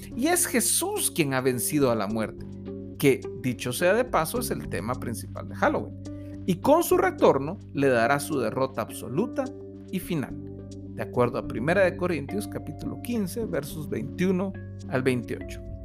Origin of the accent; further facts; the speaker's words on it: Guatemala; Como guatemaltecos celebramos